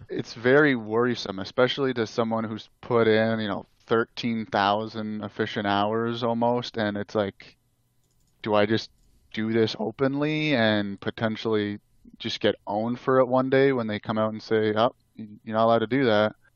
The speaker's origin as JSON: {"language": "English", "country": "Canada", "said": "I'm Canadian"}